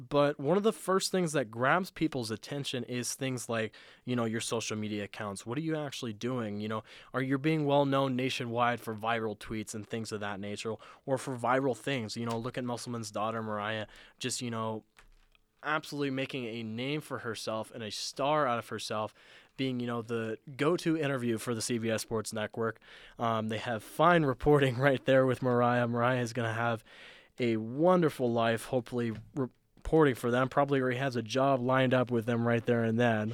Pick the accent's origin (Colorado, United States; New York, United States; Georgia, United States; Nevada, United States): Nevada, United States; Southern; I'm from Southern Nevada